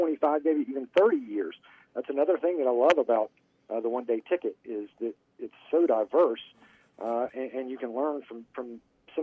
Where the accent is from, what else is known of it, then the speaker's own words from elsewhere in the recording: Columbia, South Carolina, United States; I am from Columbia, South Carolina. Bless my little heart, sometimes I will lose that G every now and then, but that's just how we talk down here